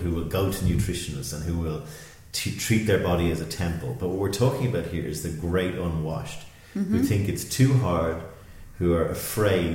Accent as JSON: {"language": "English", "country": "Ireland", "said": "I'm Irish"}